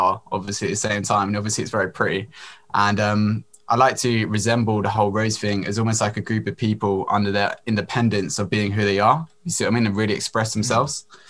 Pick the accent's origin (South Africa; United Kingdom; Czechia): United Kingdom; Brighton, South East England; I'm from Brighton, UK.